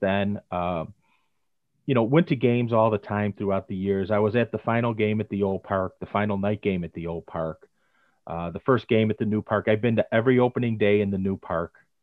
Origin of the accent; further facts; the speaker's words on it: Chicago, Illinois, United States; I was born and raised on the South Side.